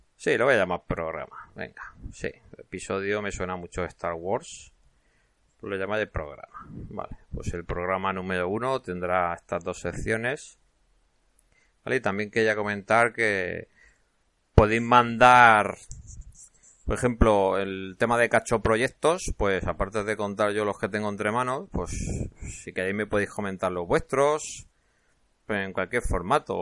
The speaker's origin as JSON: {"language": "Spanish", "town": "Cartagena", "region": "Region of Murcia", "country": "Spain", "tie": "born or raised there", "accent": "Cartagena", "moved": "yes", "said": "yo nací en Cartagena, entonces algo de acento se me notará, aunque llevo ya media vida fuera de Cartagena"}